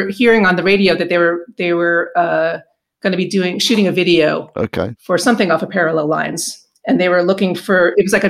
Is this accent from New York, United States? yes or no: yes; New York City, New York, United States; I was about 13 or so when I grew up in New York in downtown Manhattan